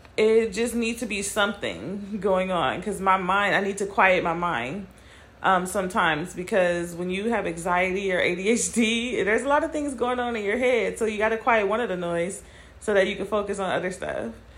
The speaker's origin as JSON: {"language": "English", "region": "California", "country": "United States", "tie": "born or raised there", "also_born_or_lived": "Nevada", "moved": "as an adult", "said": "moving from Nevada to my hometown of California"}